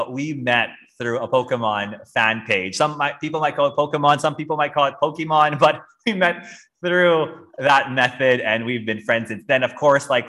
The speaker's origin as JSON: {"language": "English", "country": "Philippines", "tie": "born or raised there", "moved": "yes", "said": "we grew up in the Philippines"}